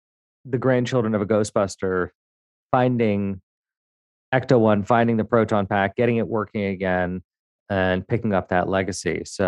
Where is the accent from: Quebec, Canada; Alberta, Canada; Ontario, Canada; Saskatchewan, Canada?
Quebec, Canada; Montreal; born there; I have some pre-programmed lines because I was born in Montreal. People presume that I can speak French